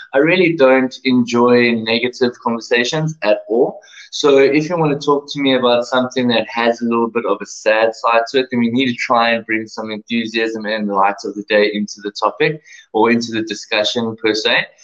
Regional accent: South Africa; first language English; I was born and raised in sunny South Africa

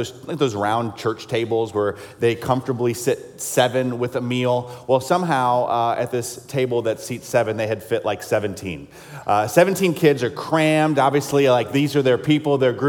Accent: South Carolina, United States; I grew up in South Carolina

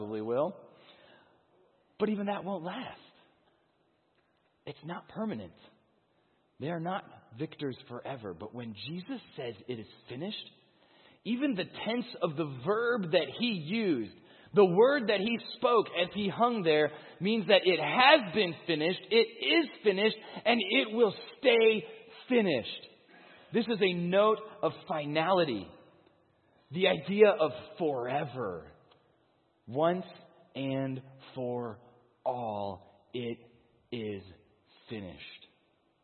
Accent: Chicago, Illinois, United States; I'm from the Chicagoland

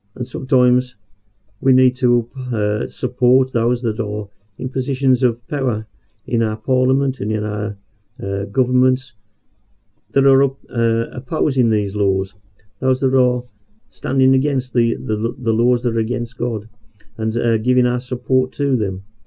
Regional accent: Birmingham, West Midlands, United Kingdom; accent: Brummie; about being a Brummie

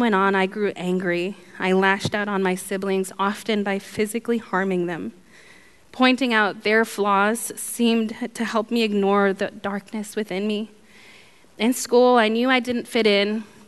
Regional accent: Guatemala; I was born in Guatemala to a mom and dad who struggled with alcoholism and drug addiction

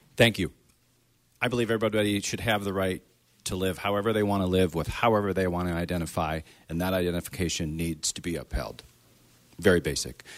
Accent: Wisconsin, United States; now in Maine, United States; I grew up in Wisconsin

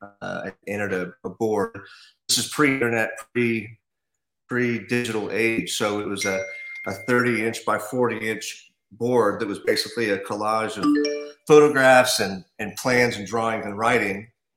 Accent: WaKeeney, Kansas, United States; also born or lived in Fort Lauderdale; now in Kansas City area, United States; I grew up in Trigo County, Kansas. Waukene, Kansas is the town.

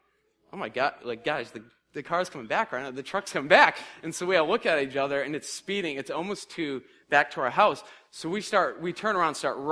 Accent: Massachusetts, United States; I'm from Massachusetts

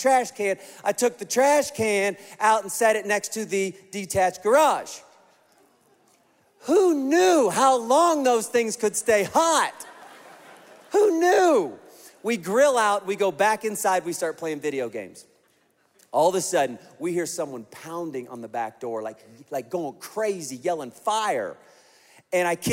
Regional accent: Kansas, United States; I grew up in Kansas in a trailer

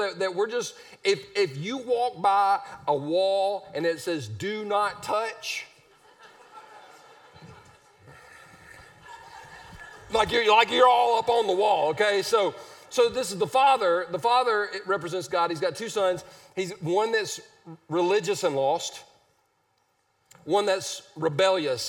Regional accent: Easley, South Carolina, United States; I'm from Easley, South Carolina. We're not sophisticated or refined. We're one town away from Pickens

